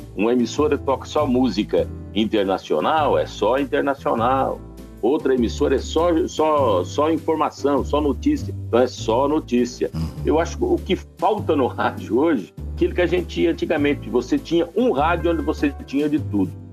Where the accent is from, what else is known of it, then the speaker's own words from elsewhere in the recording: northern Paraná, Brazil; lá no norte do Paraná, novinho, operador de som